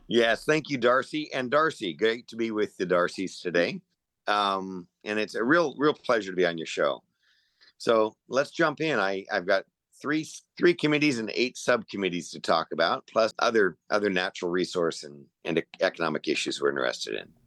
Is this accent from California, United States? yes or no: yes; Chula Vista, California, United States; I grew up in Chula Vista. I grew up down there right near Sweetwater Reservoir